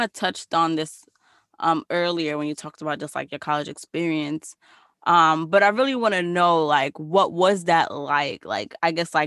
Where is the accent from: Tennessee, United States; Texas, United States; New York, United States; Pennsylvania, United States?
New York, United States; New York City; first language Spanish; English is a second language; I grew up speaking Spanish, and like, you know, I went to school down the block from you, like elementary school, because I went to PS 190